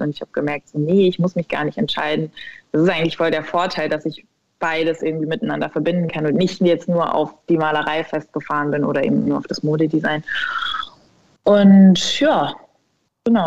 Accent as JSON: {"language": "German", "area": "a village near Ulm", "region": "Baden-Württemberg", "country": "Germany", "tie": "born or raised there", "said": "ich bin aufgewachsen in Süddeutschland, tatsächlich in einem 2000 Seelendorf ähm, in der Nähe von Ulm in Baden-Württemberg"}